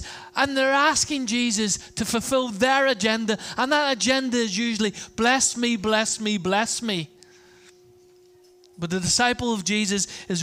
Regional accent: Ireland; I'm Irish

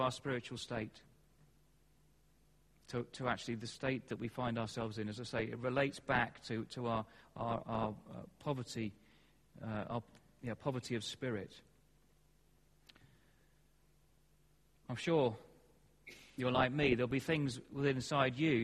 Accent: England, United Kingdom; we're English

